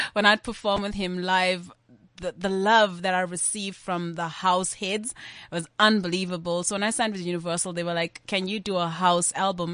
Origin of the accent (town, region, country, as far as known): South Africa